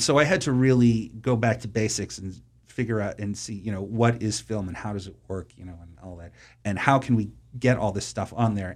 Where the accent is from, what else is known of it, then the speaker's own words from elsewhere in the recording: Boston, Massachusetts, United States; I grew up in Boston, or the suburbs of Boston